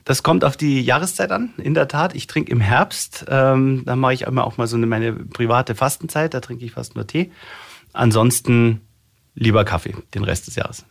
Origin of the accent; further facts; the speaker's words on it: Munich, Bavaria, Germany; ich bin als Münchner Kindel geboren im Rechts der Isar im Jahr 1971 und nie weg gewesen aus der Stadt